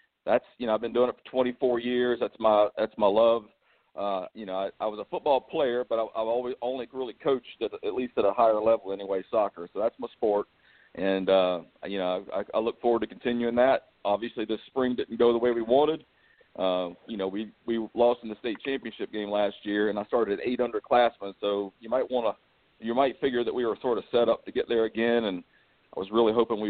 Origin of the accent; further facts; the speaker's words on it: Hanahan, South Carolina, United States; I grew up in Hanahan